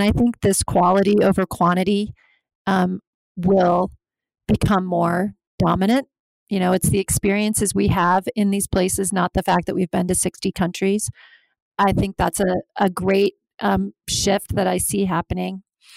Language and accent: English; Alaska, United States; I'm from Alaska